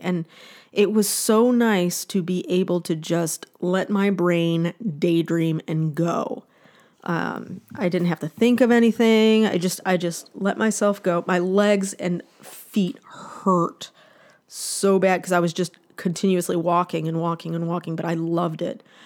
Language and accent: English; northern Ohio, United States; now in California, United States; my hometown, like in, uh, in northern Ohio